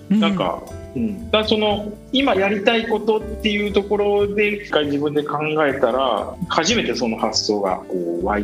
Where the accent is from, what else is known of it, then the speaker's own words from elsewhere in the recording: Miyazaki, Japan; 僕はですね元と出身の宮崎で宮崎県のまあ硬い中でまあ、育ったんですけど